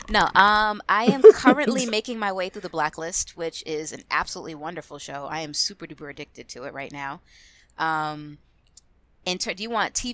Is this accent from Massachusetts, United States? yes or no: yes; Boston, Massachusetts, United States; I was actually born and raised in Boston, Massachusetts. No, I don't have an accent. I lost it many, many years ago.